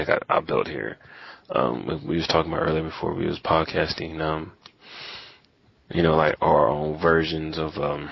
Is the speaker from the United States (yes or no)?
yes; Indiana, United States; I'm from Indiana